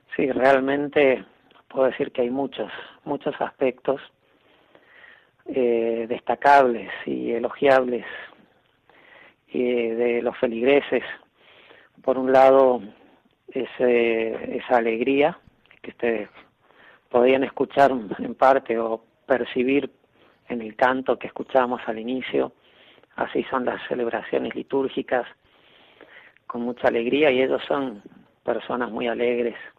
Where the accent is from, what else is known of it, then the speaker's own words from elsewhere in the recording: San Luis, Argentina; moved away; yo soy argentino, de una ciudad que se llama San Luis. A los oriundos de San Luis nos dicen puntanos, así que puedo decir puntano de pura cepa